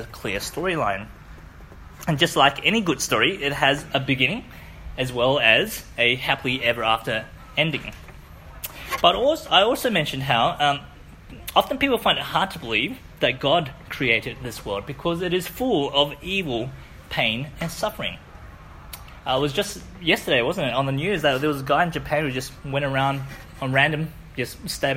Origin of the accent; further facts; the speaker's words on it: Wellington, New Zealand; moved away; I grew up in New Zealand